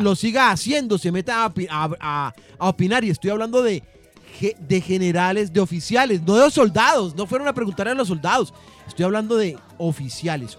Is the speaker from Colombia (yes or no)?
yes; Colombia; nosotros, como colombianos